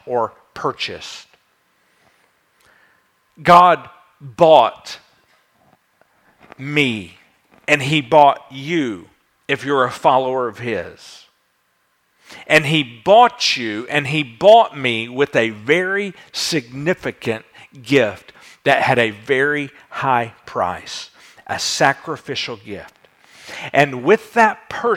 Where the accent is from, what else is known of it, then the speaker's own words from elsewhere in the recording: United States; we in America